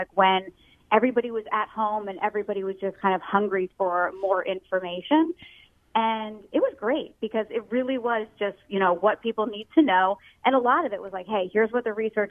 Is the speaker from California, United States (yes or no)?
no; Voorhees, New Jersey, United States; moved away as an adult; also born or lived in Washington, D.C. / Chicago / Lansing, Michigan / Jacksonville, Florida; now in Philadelphia, United States; I grew up in Voorhees, New Jersey.